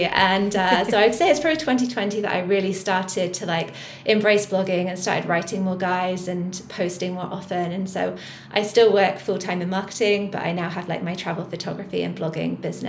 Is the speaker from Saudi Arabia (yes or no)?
no; South West, outside Bristol, South West England, United Kingdom; moved away as an adult; also born or lived in London; now in Vancouver, Canada; So I grew up in Southwest, so just outside, well, kind of 40 minutes outside of Bristol. So I was always happier in the countryside.